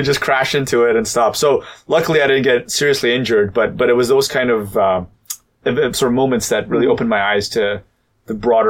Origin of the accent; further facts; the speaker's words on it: Vancouver, British Columbia, Canada; also born or lived in Dubai; I was, grew up in Dubai and then moved to Vancouver, Canada, where I spent most of my sort of growing up days.